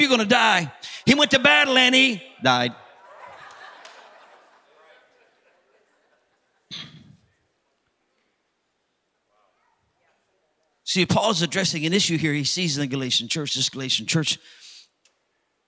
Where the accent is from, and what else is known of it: United States